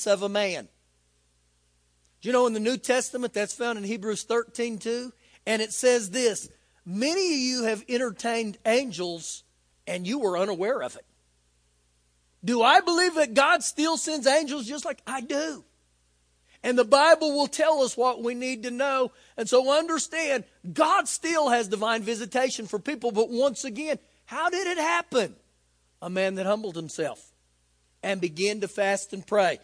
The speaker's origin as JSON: {"language": "English", "country": "United States", "said": "As an American"}